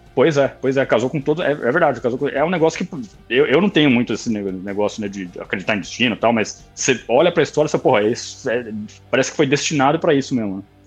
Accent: Vinhedo, São Paulo, Brazil; also born or lived in Campinas; nasci, nasci, em São Paulo, mas em 97 eu mudei para Vinhedo

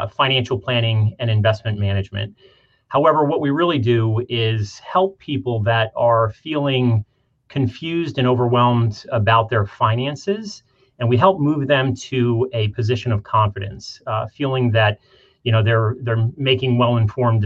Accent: Scranton, Pennsylvania, United States; moved away as an adult; I grew up in the Scranton area.

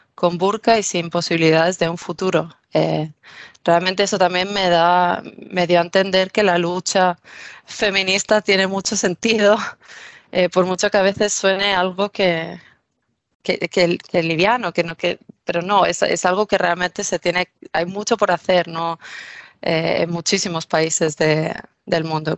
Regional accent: Mallorca, Balearic Islands, Spain; moved away as an adult; also born or lived in Barcelona; nacida y criada en Mallorca, en una pequeña isla del Mediterráneo.

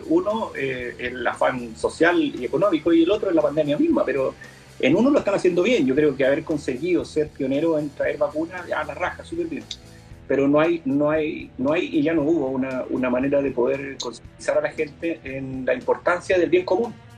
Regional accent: Concepción area, Biobío, Chile; Somos, de la zona en donde el carrete se acaba

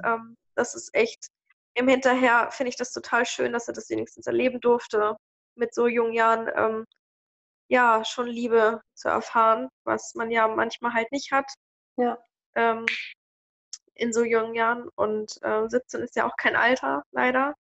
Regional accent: Hanover, Lower Saxony, Germany; moved away as an adult; now in Celle, Germany; Ich komme aus Hannover

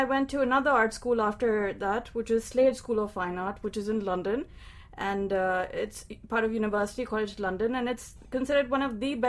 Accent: Pakistan; moved away; growing up in Pakistan

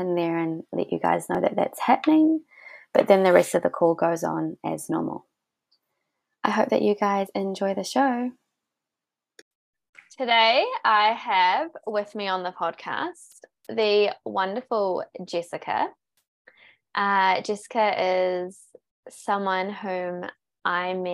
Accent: New Zealand; now in Australia; And I'm from New Zealand. We met when I was living in New Zealand and now I live in Australia.

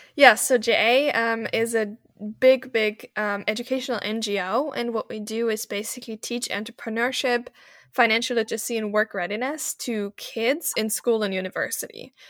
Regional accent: Germany; moved away as an adult; also born or lived in Malta; now in Vienna, Austria; I was born in Germany, as you mentioned, in a very German, German environment, right? In a tiny town, everyone was German

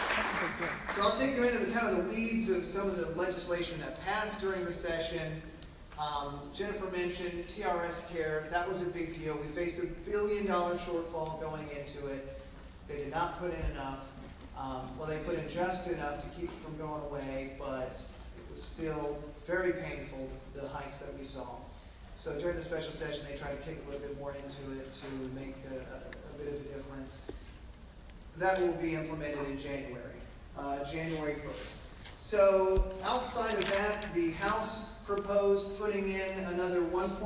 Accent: Southeast Texas, United States; accent: Southeast Texas; I'm from Southeast Texas, so I always get a little nervous talking to English teachers because English is a second language to those of us who grew up speaking Southeast Texas.

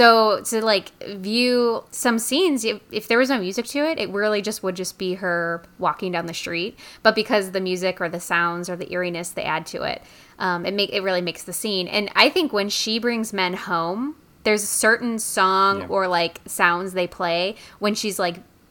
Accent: United States; as an American

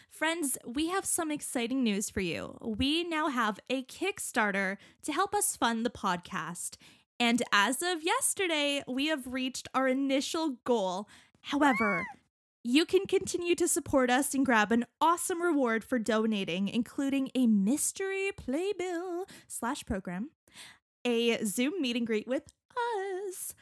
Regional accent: Canada; growing up in Canada

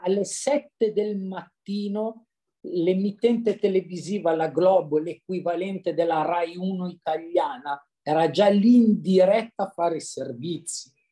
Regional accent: Cesano Maderno, Lombardy, Italy; io sono di Cesano Maderno, in provincia di Monza Brianza

